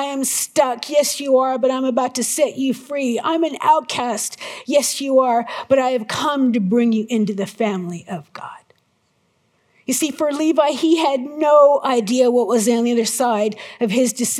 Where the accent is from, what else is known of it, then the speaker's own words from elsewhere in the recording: United States; I'm so American.